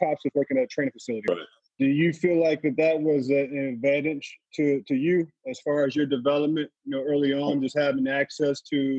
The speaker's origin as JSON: {"language": "English", "town": "St. Louis", "region": "Missouri", "country": "United States", "tie": "born or raised there", "said": "I'm born and raised in St. Louis and from St. Louis."}